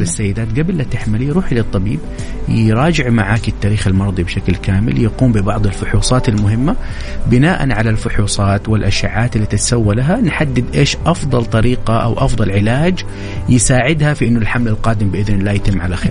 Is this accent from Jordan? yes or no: no; Saudi Arabia; عندنا في السعوديه